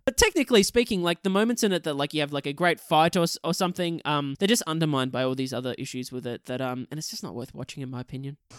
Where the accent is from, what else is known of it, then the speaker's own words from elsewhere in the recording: Australia; we're both Australian